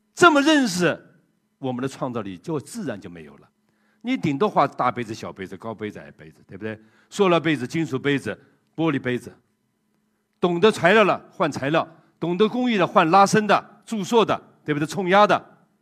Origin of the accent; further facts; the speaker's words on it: China; 当时只有我一个中国人的